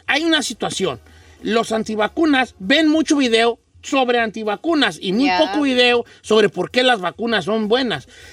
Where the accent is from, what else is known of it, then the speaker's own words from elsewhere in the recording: Mexico; now in United States; yo que vengo de México